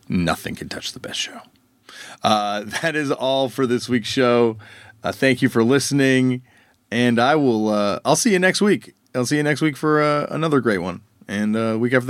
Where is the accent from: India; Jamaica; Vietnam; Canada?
Canada; us that grew up in Canada